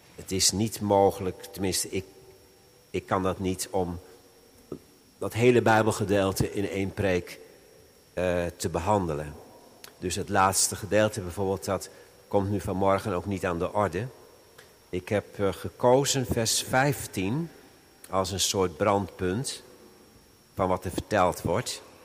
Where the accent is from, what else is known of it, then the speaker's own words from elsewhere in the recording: Veluwe, Gelderland, Netherlands; bij ons op de Veluwe.